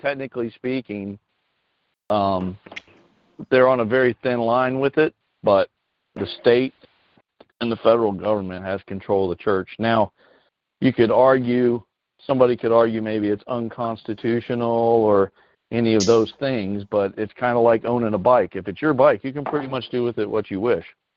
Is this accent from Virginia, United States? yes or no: yes; Norton, Virginia, United States; now in Tennessee, United States; I'm over here in Tennessee. I'm not far from Virginia, and I was actually born there in a town called Norton